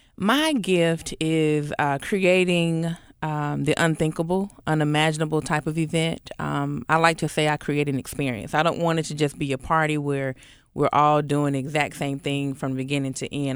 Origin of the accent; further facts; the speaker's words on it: Atlanta, Georgia, United States; my hometown, Atl-, Atlanta.